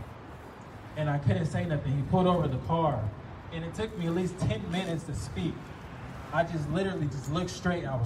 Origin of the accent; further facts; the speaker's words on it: Florida, United States; I grew up in Florida for a lot of my life